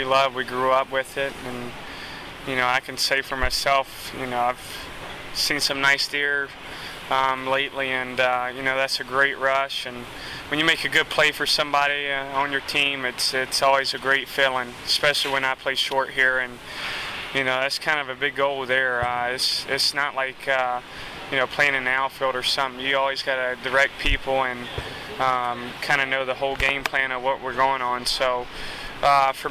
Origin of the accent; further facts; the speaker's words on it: the South, United States; growing up down south and and the people that are there